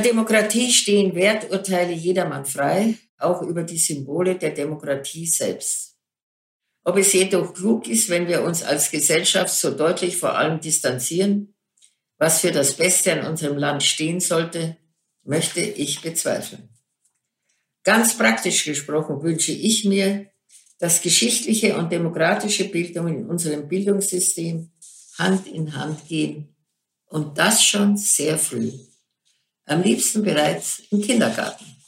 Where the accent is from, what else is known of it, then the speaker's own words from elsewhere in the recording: Germany; Und ich bin stolze Deutsche